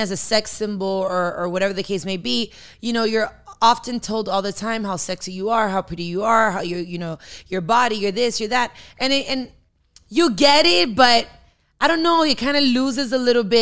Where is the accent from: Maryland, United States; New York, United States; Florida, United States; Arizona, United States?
Florida, United States; Miami; I am Dominican born and raised in Miami